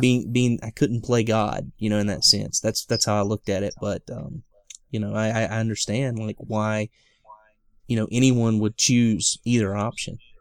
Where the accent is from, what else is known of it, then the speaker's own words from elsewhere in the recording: the South, United States; I'm a guy from the South